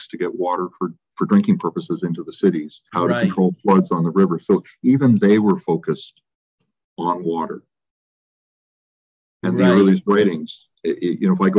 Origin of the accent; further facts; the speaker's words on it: Canada; When you're Canadian, you tend to look outside all the time.